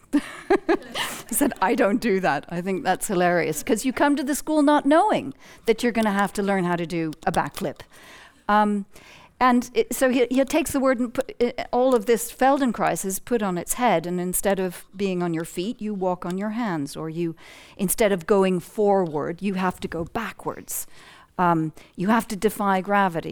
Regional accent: United States; moved away as an adult; growing up in the United States

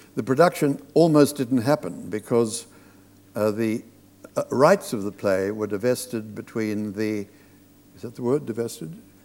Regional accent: Australia; moved away; I was brought up in Australia on the Hollywood movies of the 30s and the 40s.

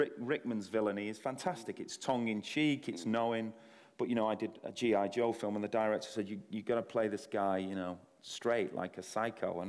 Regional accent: Salford, North West England, United Kingdom; I'm from Salford

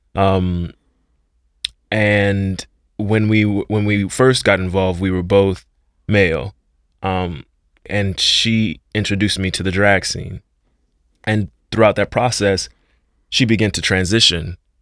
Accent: Miami, Florida, United States; moved away as an adult; as a young man of color growing up in Liberty City

